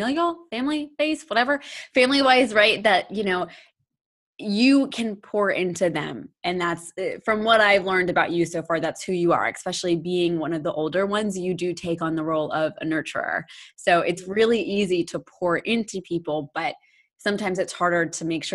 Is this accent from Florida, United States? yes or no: yes; Florida, United States; moved away; also born or lived in North Carolina; We grew up in Florida, and then our families moved to North Carolina